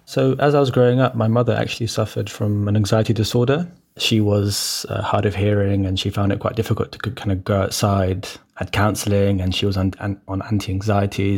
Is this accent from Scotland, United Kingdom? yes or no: no; London, United Kingdom; growing up in Brent, for example, uh, uh, especially with, like, I, I come from a, a Cypriot background